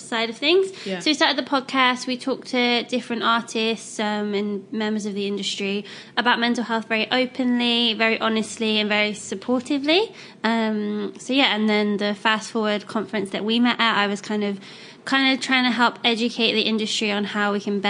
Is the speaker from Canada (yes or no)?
no; England, United Kingdom; I'm English